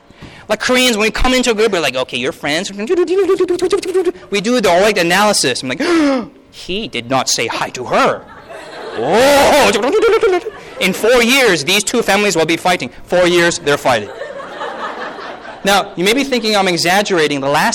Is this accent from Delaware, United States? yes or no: yes; Delaware, United States; Oh, I'm from Delaware. No, where are you really from? No, I don't know, like, from America.